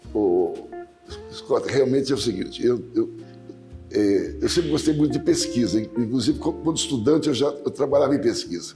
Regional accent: Marcondésia, São Paulo, Brazil; Nós, todos, eu e meus irmãos, nascemos numa fazenda aqui próxima, em Marcondésia

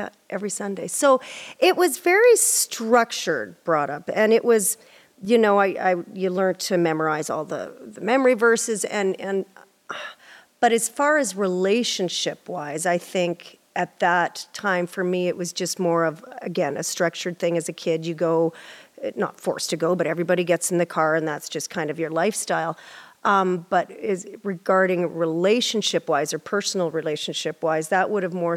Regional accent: Prince Albert, Saskatchewan, Canada; I'm from Prince Albert, Saskatchewan. Yeah. And we were raised in a Pentecostal environment, church

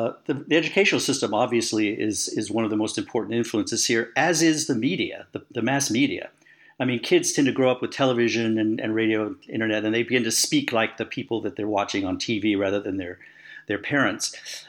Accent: United States; We come from the United States, which is a country that we have local regional accents

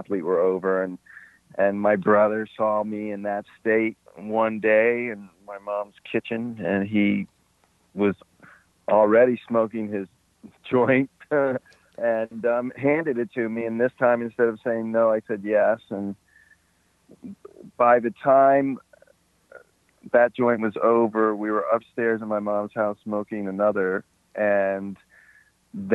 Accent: Washington, District of Columbia, United States; also born or lived in Alexandria, Virginia; we grew up in Washington, D.C.

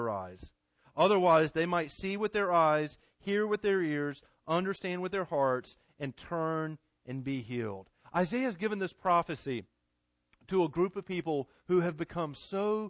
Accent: Garner, North Carolina, United States; I grew up in Garner

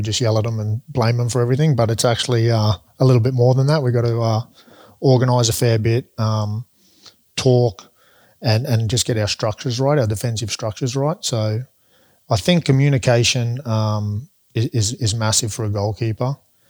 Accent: Queensland, Australia; then I'll get the foot in the door because I'm a Queenslander.

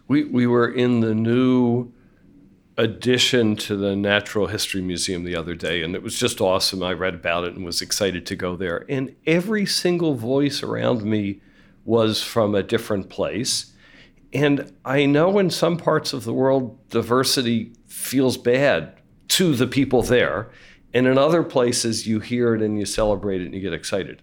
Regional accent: Philadelphia, Pennsylvania, United States; also born or lived in San Francisco Bay Area; now in San Francisco, United States; I'm from Philadelphia, but I live in San Francisco or the Bay Area

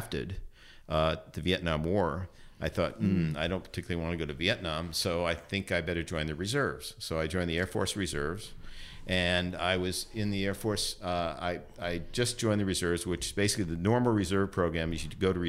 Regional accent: San Francisco, California, United States; I was born and raised in San Francisco.

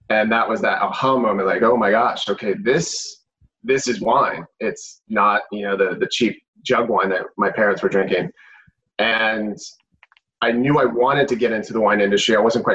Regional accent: Arizona, United States; moved away as an adult; also born or lived in Washington, District of Columbia, United States; now in Napa Valley, United States; I'm originally from Arizona. Family's from Texas. I went to school in DC and lived out there for years.

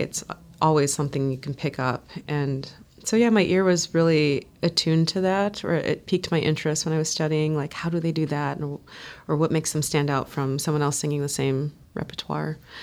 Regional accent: United States; I'm an American

